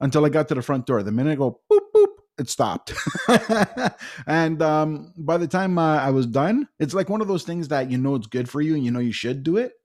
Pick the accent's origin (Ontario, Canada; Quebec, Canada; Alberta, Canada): Ontario, Canada; Toronto; born and raised in Etobicoke for forty of my forty-four years.